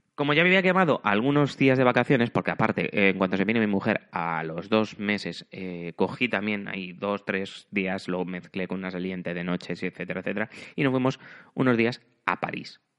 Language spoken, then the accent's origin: Spanish; Spain; moved away as an adult; now in Germany; como soy muy español